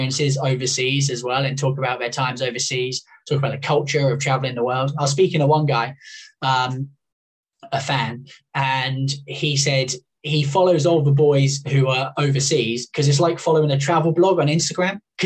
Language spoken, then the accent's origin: English; United Kingdom; being British myself